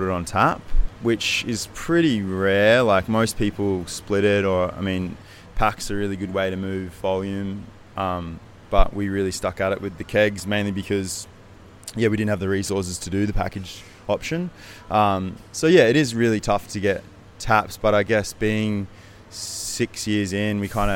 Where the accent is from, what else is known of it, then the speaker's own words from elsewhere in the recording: Brisbane, Queensland, Australia; now in Sydney, Australia; I'm originally from Brisbane